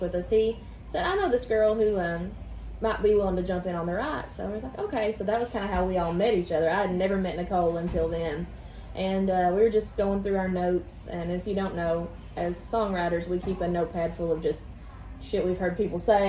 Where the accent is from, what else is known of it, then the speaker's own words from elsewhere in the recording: Eastern Kentucky, United States; moved away as an adult; now in Nashville, United States; I'm originally from Kentucky, Eastern Kentucky, and I've been in Nashville about 5 years.